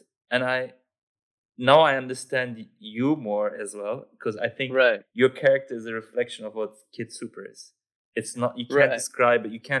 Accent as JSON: {"language": "English", "country": "Germany", "tie": "born or raised there", "said": "growing up in Germany."}